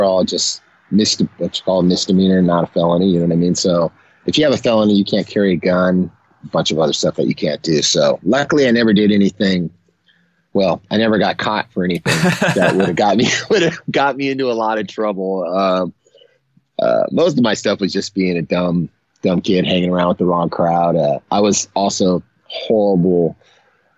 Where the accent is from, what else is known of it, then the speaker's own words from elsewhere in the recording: San Leandro, California, United States; I'm a East Bay Area boy. That's the San Francisco Bay Area. I was born in San Leandro, which is like in between Oakland and San Jose.